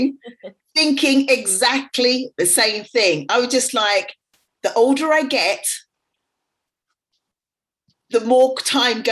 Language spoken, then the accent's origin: English; England, United Kingdom; moved away as an adult; also born or lived in Dubai; came back to England, came back to my hometown